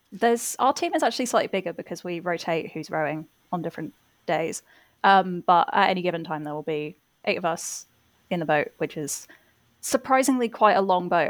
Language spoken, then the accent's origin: English; England, United Kingdom; also born or lived in Rotherhithe, London; I am English